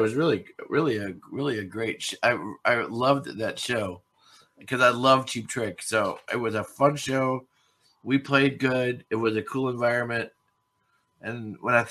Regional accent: Wisconsin, United States; I'm from Wisconsin

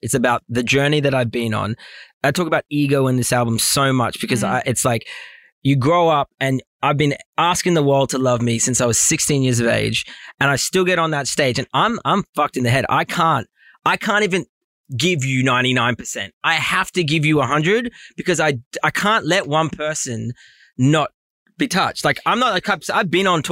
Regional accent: Australia; also born or lived in Los Angeles; being Australian

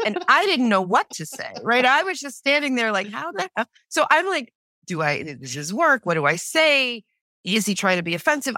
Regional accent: New York City, New York, United States; I was born and raised in New York City on the Lower East Side.

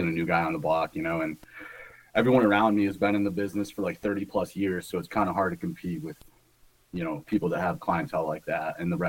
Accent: Michigan, United States; now in New York, United States; Originally, I grew up in Michigan, but I settled in upstate New York.

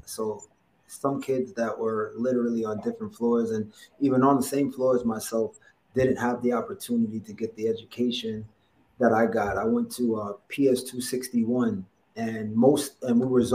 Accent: New York City, New York, United States; Downtown Brooklyn. I was born in Gowanus Projects.

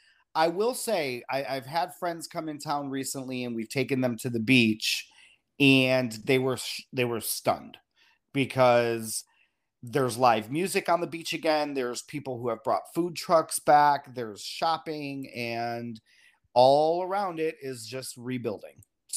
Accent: Chicago, Illinois, United States; You know, coming from I came from Chicago

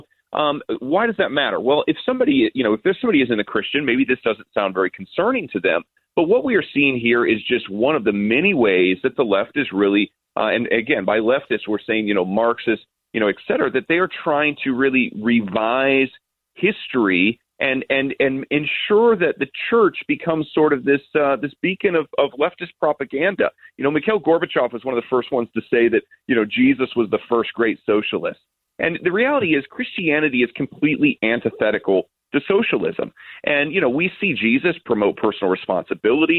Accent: United States; as an American

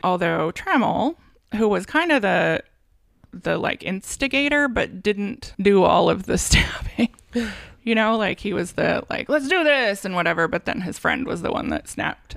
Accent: Santa Barbara, California, United States; my hometown

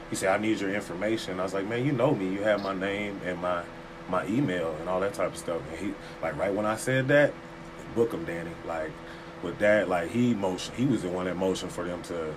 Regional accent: Texas, United States; now in Arkansas, United States; I'm from Texas

